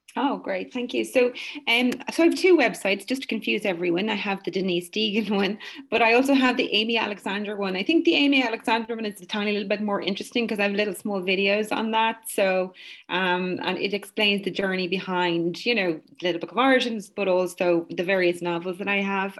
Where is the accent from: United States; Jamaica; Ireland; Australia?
Ireland; when I was young and had and went to school and had to learn Irish, you you have to still learn Irish in in in school, which is I think wonderful because we've held on to our language and it's our culture and it's our identity.